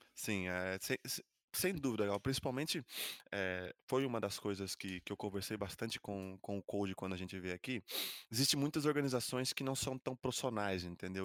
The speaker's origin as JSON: {"language": "Portuguese", "country": "Brazil", "moved": "yes", "lives_now": "Madrid, Spain", "said": "eu que sou brasileiro"}